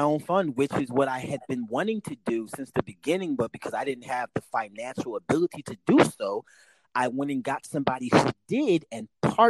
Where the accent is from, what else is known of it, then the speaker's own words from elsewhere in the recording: St. Louis and Chicago, Midwest, United States; growing up in the Midwest, I grew up between St. Louis and Chicago